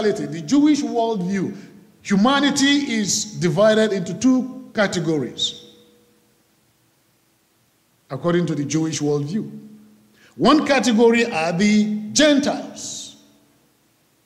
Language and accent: English; Nigeria; moved away as an adult; now in United States; I was born in Nigeria